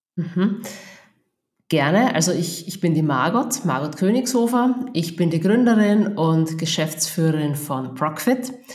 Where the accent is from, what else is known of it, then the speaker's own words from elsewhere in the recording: Austria; accent: Austrian dialect; man hört es am Dialekt, ich bin Österreicherin, also ich, ich wohne und lebe in Österreich